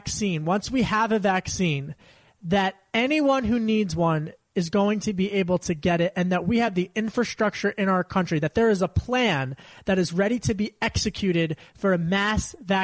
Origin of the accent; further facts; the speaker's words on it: Pennsylvania, United States; I grew up outside of Philly and Delco, as I mentioned frequently.